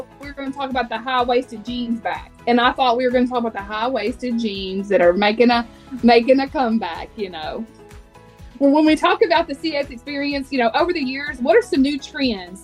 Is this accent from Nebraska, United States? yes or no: no; Texas, United States; we're Texas natives